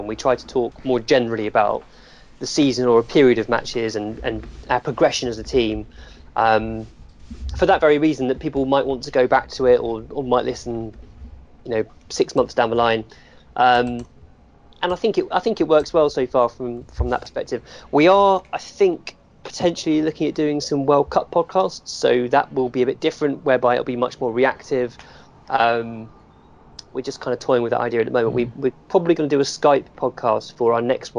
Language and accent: English; Hemel Hempstead, East of England, United Kingdom; I was brought up in Hemel Hempstead, which is quite near St Albans